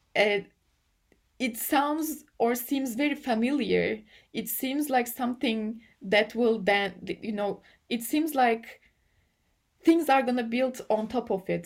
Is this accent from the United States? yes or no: no; Turkey; English is a second language; I come from Turkey